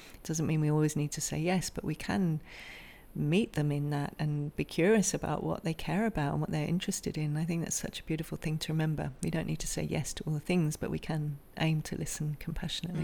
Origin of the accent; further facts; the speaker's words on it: England, United Kingdom; now in Australia; I'm from England originally, so in the Northern Hemisphere, very different from where we are now in Australia